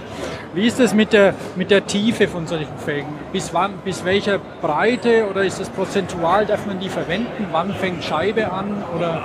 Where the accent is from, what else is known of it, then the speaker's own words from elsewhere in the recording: Bamberg, Bavaria, Germany; moved away; dass wir aus Bamberg stammen